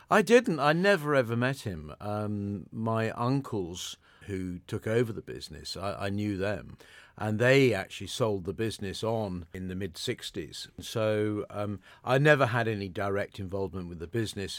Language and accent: English; Modbury, South West England, United Kingdom; moved away as an adult; also born or lived in London; I grew up in the Modbury area.